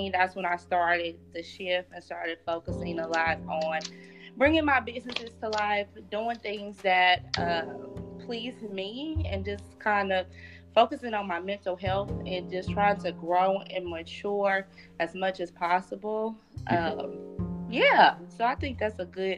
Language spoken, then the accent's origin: English; Little Rock, Arkansas, United States; I was born and raised in Little Rock, Arkansas, back in 94